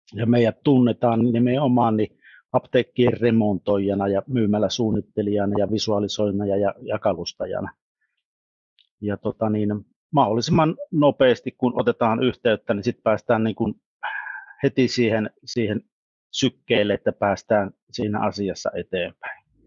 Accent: Savonia, Finland

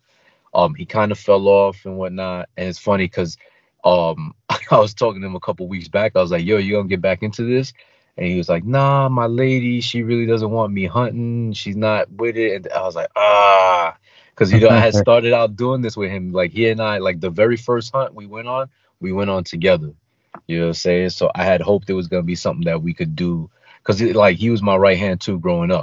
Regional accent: New York City, New York, United States; also born or lived in Queens; I grew up in Brooklyn. I live in Queens now, but I grew up in Brooklyn.

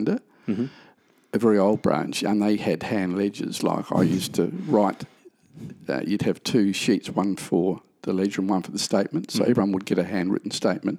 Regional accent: Adelaide, South Australia, Australia; also born or lived in Woodville / Burnside; I was born in North Adelaide, then lived in Woodville. Till early teens, then we moved up to Burnside

